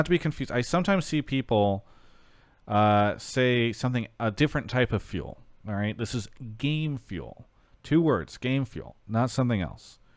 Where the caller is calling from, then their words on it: Toronto, Ontario, Canada; I'm calling from Toronto, Ontario, Canada.